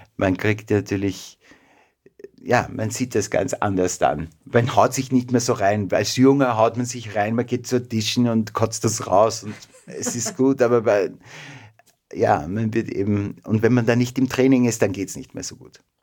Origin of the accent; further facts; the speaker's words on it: Mistelbach, Lower Austria, Austria; also born or lived in Vienna; Geboren in Wien, aber aufgewachsen in Mistelbach. Das ist nordöstlich von Wien, eine kleine Stadt.